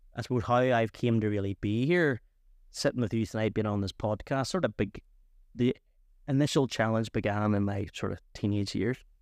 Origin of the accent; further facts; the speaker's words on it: Antrim, Northern Ireland, United Kingdom; I'm originally from Antrim